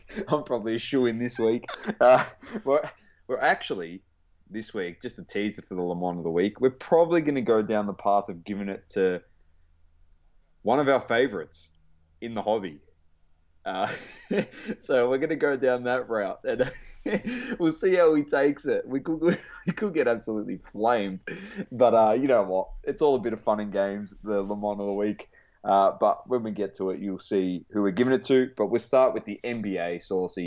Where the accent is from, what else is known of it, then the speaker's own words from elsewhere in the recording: Australia; we're Australian